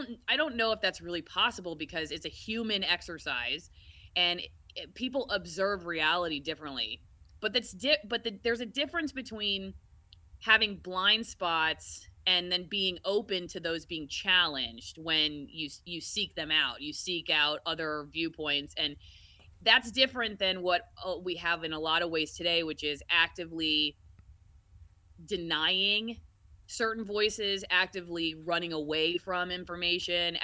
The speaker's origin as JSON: {"language": "English", "town": "Tampa", "region": "Florida", "country": "United States", "tie": "born or raised there", "also_born_or_lived": "Macon, Georgia / Knoxville, Tennessee", "moved": "as an adult", "said": "I moved to Tampa, Florida. I'm actually from Florida, and that's my hometown"}